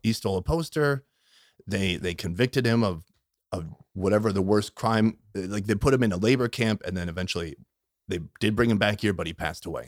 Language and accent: English; Minnesota, United States; moved away; I grew up in Minnesota